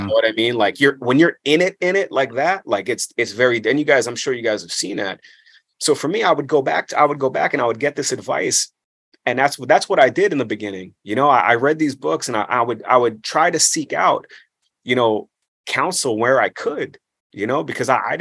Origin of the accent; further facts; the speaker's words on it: New York City, New York, United States; also born or lived in Brooklyn; the way I came up was in, you know, kind of an interesting place of Queens, like that Ridgewood, Maspeth area. You know, I was born in Brooklyn. I grew up in this area